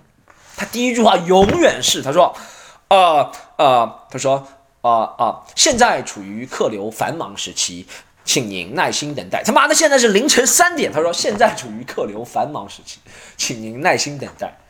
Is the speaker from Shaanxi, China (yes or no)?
no; Shanghai, China; 我上海人在上海不要带身份证的。